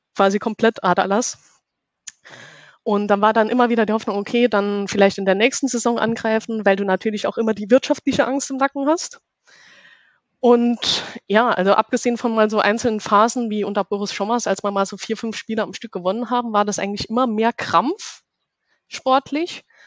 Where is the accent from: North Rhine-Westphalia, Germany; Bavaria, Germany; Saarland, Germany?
Saarland, Germany; now in Karlsruhe, Germany; ich komme aus Karlsruhe und äh, bin gebürtig aus dem Saarland.